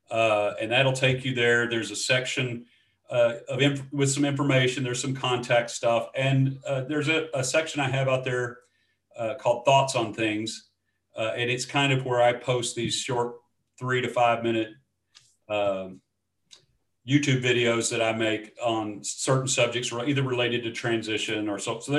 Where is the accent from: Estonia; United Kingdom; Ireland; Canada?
United Kingdom; Scotland; So uh, that's not me, although I am Scottish.